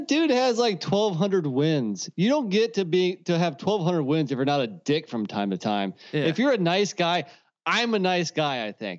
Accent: North Carolina, United States; it's a shame that my home state of North Carolina is behind Virginia.

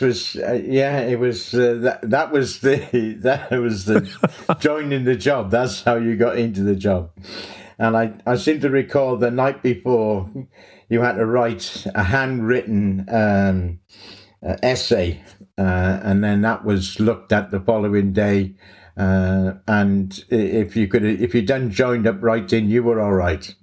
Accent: Cardiff, Wales, United Kingdom; moved away as an adult; I'm from Cardiff in Wales originally

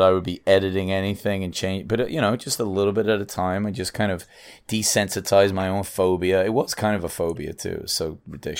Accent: England, United Kingdom; moved away as an adult; now in United States; I'm English

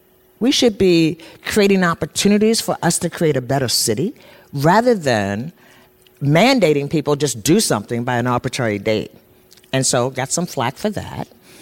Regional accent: Baltimore, Maryland, United States; now in Portland, United States; Now, I'm from Baltimore

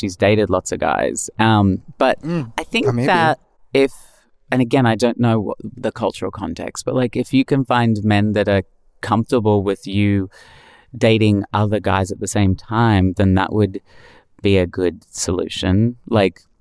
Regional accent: Australia; We're 2 Australian girls

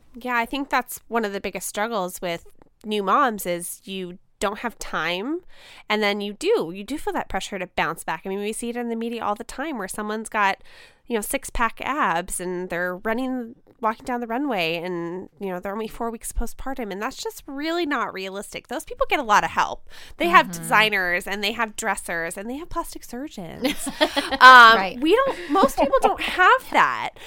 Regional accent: United States; as an American woman

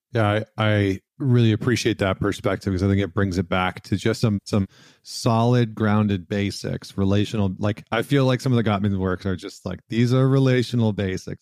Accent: Canada; I'm Canadian

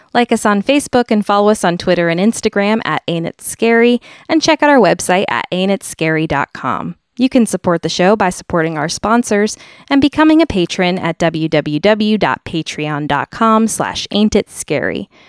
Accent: Fairfield, Connecticut, United States; my hometown, Fairfield

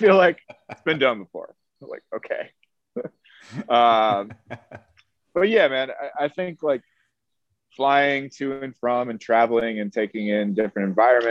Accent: Chicago, Illinois, United States; also born or lived in Miami, Florida; now in New York, United States; I'm from Chicago originally

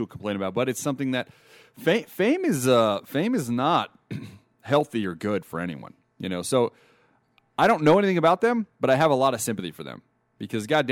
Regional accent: Las Vegas, Nevada, United States; right here in my hometown of Las Vegas

